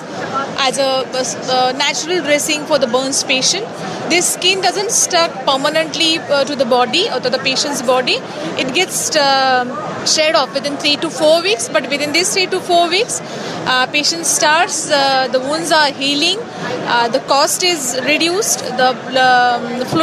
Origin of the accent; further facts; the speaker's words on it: India; I'm from India and promoting skin banking in Mumbai, India